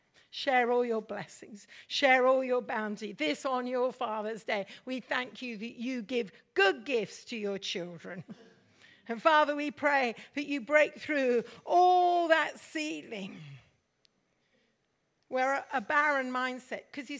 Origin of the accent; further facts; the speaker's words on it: Mumbai, Maharashtra, India; Many of you know I'm a Mish kid and I grew up in India. And we're just coming June the 20th is a very important day for us as kids growing up in Mumbai now.